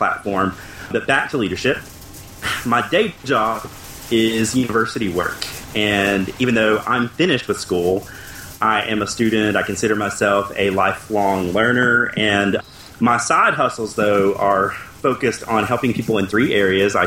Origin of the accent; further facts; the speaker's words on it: Appalachia, United States; I grew up in Appalachia, which pretty proud